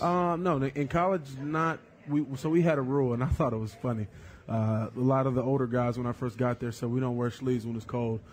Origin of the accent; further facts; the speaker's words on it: North Carolina, United States; moved away; I'm from North Carolina, it's a basketball state.